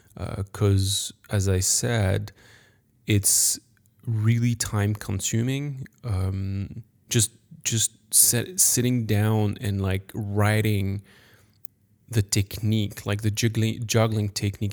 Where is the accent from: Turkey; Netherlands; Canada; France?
France; accent: French; English is a second language; I'm French. Sorry for my accent